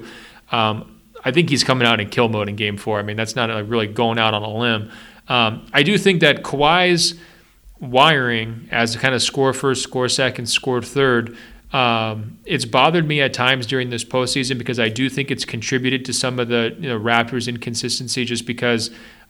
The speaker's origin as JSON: {"language": "English", "town": "Portland", "region": "Oregon", "country": "United States", "said": "I'm from Portland."}